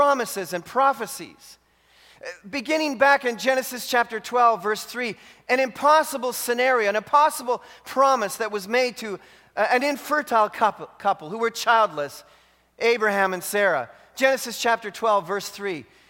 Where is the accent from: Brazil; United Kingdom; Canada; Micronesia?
Canada; being a Canadian